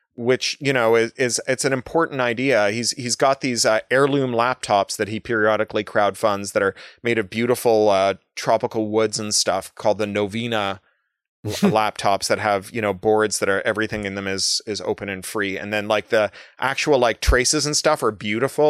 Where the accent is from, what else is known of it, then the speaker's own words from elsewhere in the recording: Toronto, Ontario, Canada; I grew up in Toronto